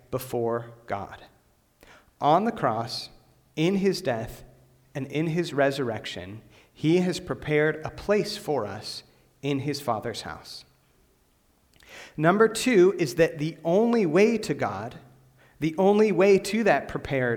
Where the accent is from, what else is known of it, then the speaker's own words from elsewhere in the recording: Western Pennsylvania, United States; I grew up in Western Pennsylvania, about 40 minutes from Pittsburgh, about 10 minutes from St. Vincent College